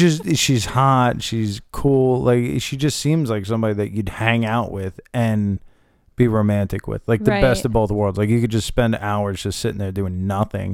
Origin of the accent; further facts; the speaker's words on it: Long Island, New York, United States; I'm from Long Island